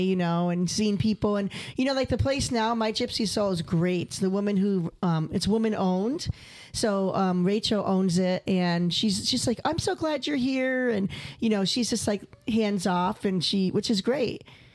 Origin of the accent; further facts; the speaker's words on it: Rochester, New York, United States; now in Bay Area, United States; my hometown in Rochester